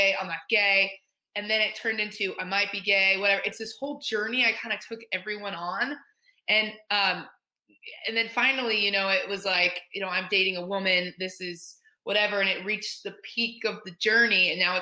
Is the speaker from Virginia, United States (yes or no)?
no; Indianapolis, Indiana, United States; moved away; I'm from Indy. I'm from Indianapolis, Indiana